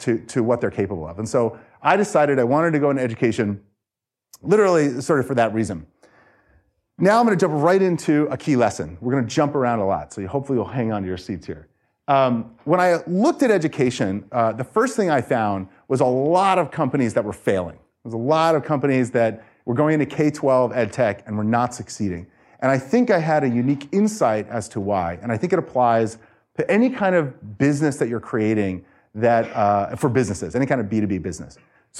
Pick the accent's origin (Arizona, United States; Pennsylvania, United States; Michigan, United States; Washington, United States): Arizona, United States; Phoenix; also born or lived in New York; I moved to Phoenix when I was young from New York, and I did not have a good experience in elementary, middle, or high school.